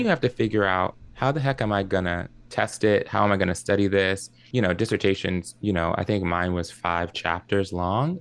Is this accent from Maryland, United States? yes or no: yes; Maryland, United States; also born or lived in New Jersey / Columbus, Ohio; I grew up in Maryland. That's where I live now and it's where I grew up